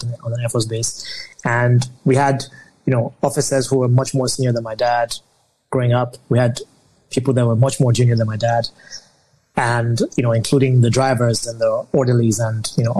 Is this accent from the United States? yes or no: no; Lagos, Nigeria; I was born in Lagos, Nigeria, you know, family of five. I'm the last of three children. I have two older siblings. My immediate older sibling is my sister, and then my brother is the oldest. I grew up in Lagos, you know, spent most of my childhood here